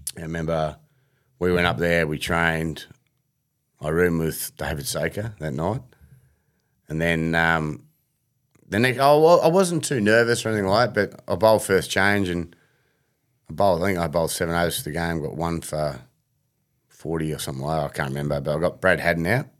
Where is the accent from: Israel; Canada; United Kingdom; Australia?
Australia; Heidelberg, Victoria; I grew up in Heidelberg